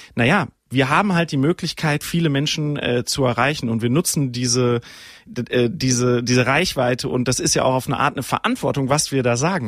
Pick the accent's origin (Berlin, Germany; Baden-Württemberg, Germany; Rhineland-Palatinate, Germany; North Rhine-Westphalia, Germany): North Rhine-Westphalia, Germany; Sauerland; ich bin ja wirklich im Sauerland aufgewachsen